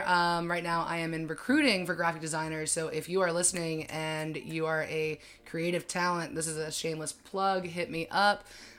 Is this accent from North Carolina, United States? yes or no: yes; High Point, North Carolina, United States; I am from High Point originally